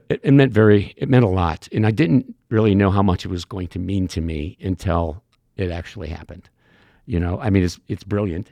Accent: Cambridge, Illinois, United States; moved away as an adult; also born or lived in Chicago; between Cambridge, my hometown, and Moline

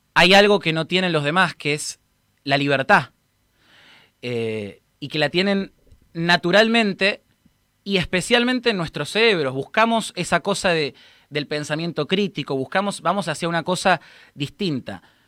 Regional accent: Argentina; Como argentinos

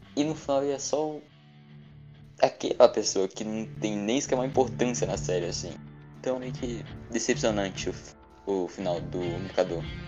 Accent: Maranhão, Brazil; also born or lived in Goiás; eu já sou maranhense, misturado com é goiano.

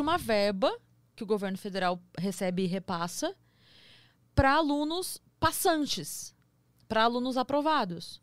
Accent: Sorocaba, São Paulo, Brazil; eu sou de Sorocaba

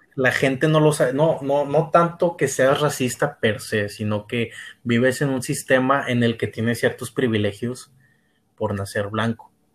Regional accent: Mexico; aquí en México

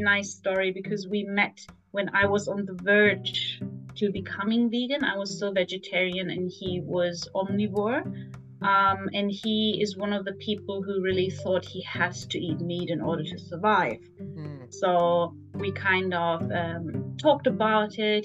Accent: Germany; moved away as an adult; also born or lived in Frankfurt; now in Tokyo, Japan; so I'm from Germany originally. So I grew up in a very meat heavy country

